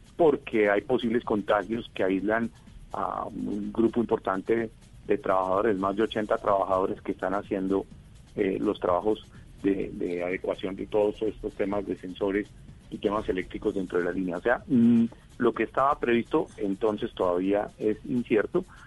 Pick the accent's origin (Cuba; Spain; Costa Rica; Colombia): Colombia